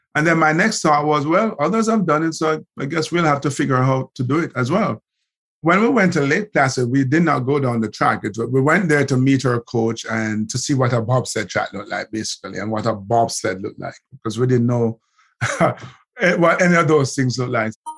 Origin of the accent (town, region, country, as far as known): Kingston, Kingston Parish, Jamaica; born or raised there; also born or lived in Haughton, Saint Elizabeth, Jamaica